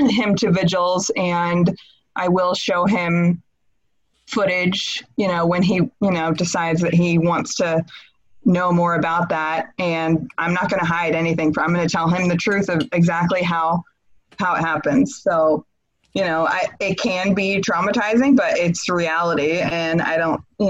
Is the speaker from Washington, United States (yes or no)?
yes; Washington, United States; I'm originally from Washington State.